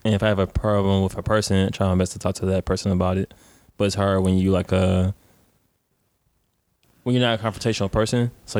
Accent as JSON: {"language": "English", "town": "Detroit", "region": "Michigan", "country": "United States", "said": "I'm from Detroit."}